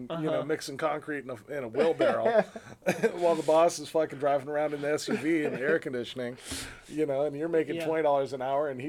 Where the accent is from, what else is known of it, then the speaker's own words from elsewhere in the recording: California, United States; moved away as an adult; also born or lived in San Diego; now in Virginia, United States; I grew up in California